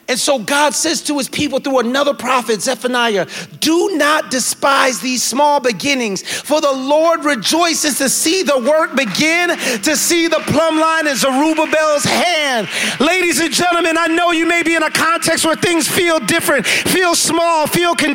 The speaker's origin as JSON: {"language": "English", "country": "Jamaica", "lives_now": "New York, United States", "said": "I'm Jamaican, so that's not a big deal"}